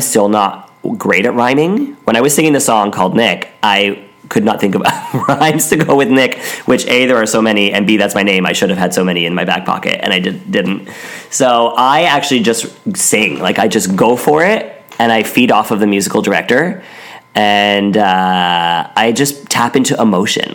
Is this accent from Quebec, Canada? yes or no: no; Ottawa, Ontario, Canada; now in Toronto, Canada; I am from Canada, okay. Yeah. Yeah, I was born in Ottawa, and I lived in Toronto for the last 15 years.